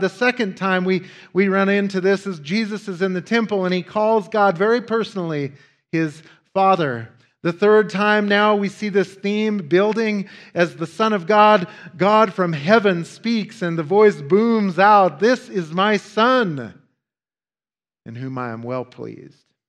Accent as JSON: {"language": "English", "region": "Wyoming", "country": "United States", "tie": "born or raised there", "said": "Growing up in Wyoming, uh, as I have Wyomingeites, uh, like others who live in remote parts of the world, often have to imagine ways to entertain ourselves."}